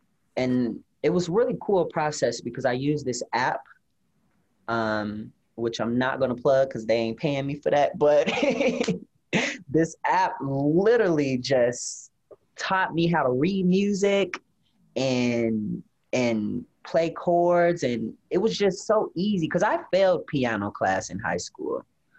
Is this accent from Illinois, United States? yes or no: yes; Rockford, Illinois, United States; My hometown.